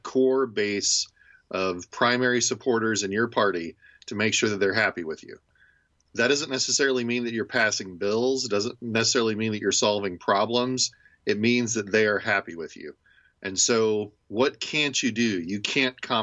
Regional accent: Indiana, United States; now in Ohio, United States; When I grew up in Indiana, I grew up a Colts fan

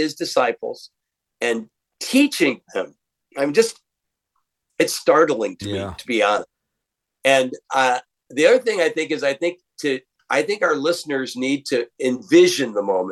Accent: Waterloo, Iowa, United States; moved away; I'm from the Midwest. I'm from Waterloo, Iowa, and sort of a working town. I was a city boy.

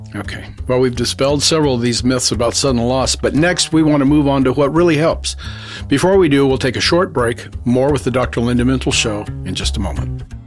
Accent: Honduras; moved away; I grew up in Latin America and in the Latino community

